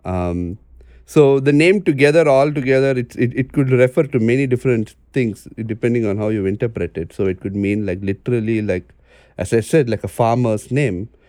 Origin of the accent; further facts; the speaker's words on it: Mumbai, Maharashtra, India; also born or lived in Chennai; I grew up in Bombay instead of Chennai, where, you know, my family is from